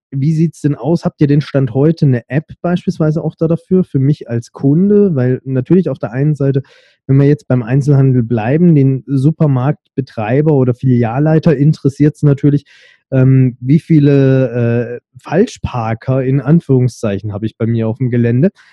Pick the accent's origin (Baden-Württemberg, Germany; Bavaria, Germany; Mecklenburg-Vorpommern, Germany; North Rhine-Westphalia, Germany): Baden-Württemberg, Germany; Stuttgart; bei uns in Stuttgart